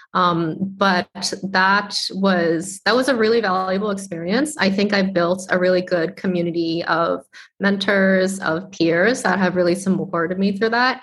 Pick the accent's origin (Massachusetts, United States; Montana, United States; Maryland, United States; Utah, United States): Massachusetts, United States; Boston; i am a chinese american immigrant I grew up in Boston, Massachusetts